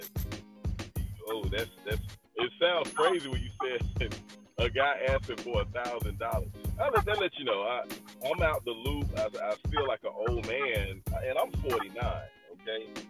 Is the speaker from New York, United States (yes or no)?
no; Atlanta, Georgia, United States; I'm from Atlanta